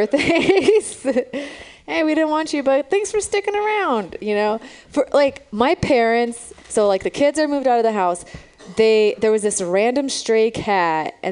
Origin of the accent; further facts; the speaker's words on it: Romania; now in San Francisco, United States; I'm from Romania. That's where I was born